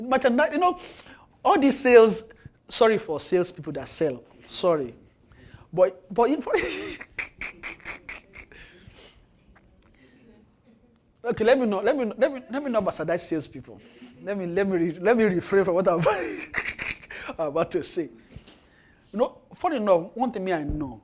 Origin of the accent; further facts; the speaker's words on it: Nigeria; now in Canada; I'm in Canada. I'm from Nigeria